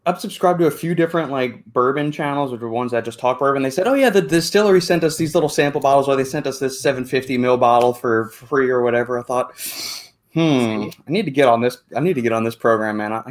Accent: United States; I'm from America.

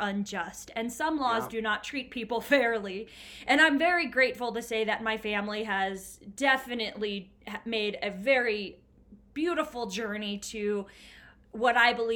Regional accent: Bastrop, Texas, United States; now in Denver, United States; I actually grew up in Bastrop, but nobody really knows Bastrop. But it was Bastrop, yeah. Texas, a really small town in Texas.

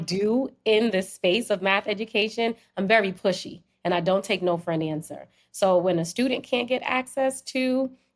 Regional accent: New Jersey, United States; also born or lived in Trinidad; I was born in Trinidad and I came up here when I was a baby. I came to New Jersey when I was a baby

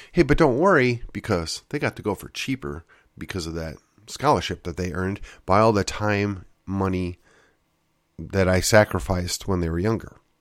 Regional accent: West Allis, Wisconsin, United States; my hometown, of West Alice, Wisconsin

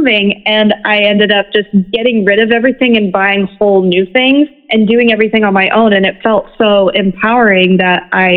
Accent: Memphis, Tennessee, United States; moved away as an adult; now in Nashville, United States; I'm currently based in Nashville, Tennessee, but the vast majority of my life, I grew up in Memphis, Tennessee.

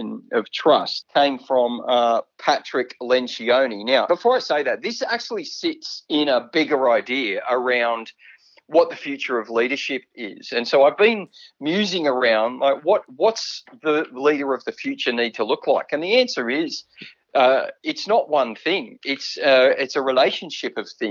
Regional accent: Sydney, New South Wales, Australia; also born or lived in Victoria; We moved to Castle Hill in the northwestern suburbs of Sydney. That was pretty much the end of Sydney in the 80s. And I spent all of my primary school, high school and university life there

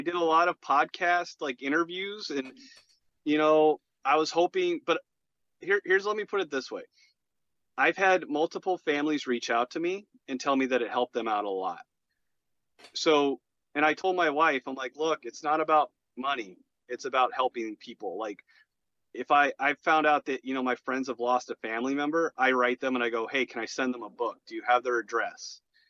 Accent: Chicago, Illinois, United States; now in Arizona, United States; So I'm originally from Chicago.

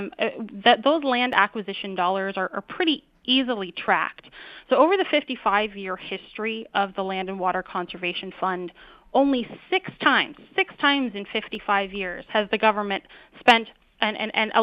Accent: Wyoming, United States; I'm from Wyoming

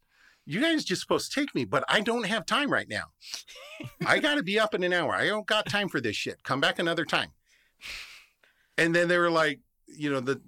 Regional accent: Phoenix, Arizona, United States; I grew up out on the West Side. The Estrellas are a hot spot. You cannot not have seen something. I'm from the Valley. I miss the Phoenix lights.

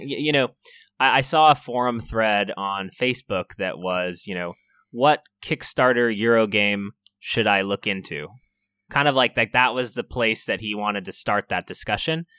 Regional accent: California, United States; I'm from California

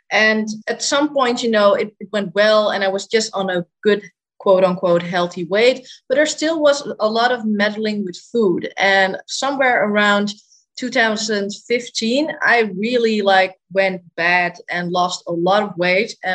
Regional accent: Netherlands; I'm 25 years old and I am from the Netherlands.

